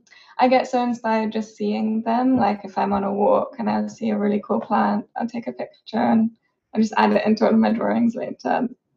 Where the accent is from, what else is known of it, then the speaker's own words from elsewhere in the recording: Cyprus; moved away; My main inspiration is probably growing up in Cyprus. It's obviously really hot and sunny and they have amazing sunsets